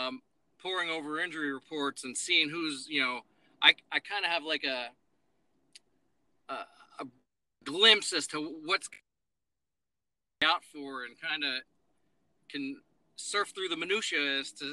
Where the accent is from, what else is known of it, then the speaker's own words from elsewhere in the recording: Dover, Delaware, United States; moved away as an adult; also born or lived in Pennsylvania / Charleston, West Virginia / Kentucky / Chattanooga, Tennessee; I'm originally from Pennsylvania, born and raised in PA, but grew up in Delaware, went to high school in Dover, Delaware